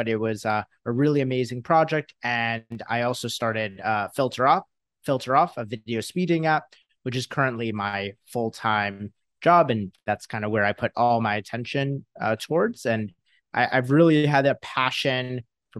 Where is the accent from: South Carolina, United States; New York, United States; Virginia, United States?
New York, United States; Westchester; I grew up in Westchester, New York. So right outside of New York City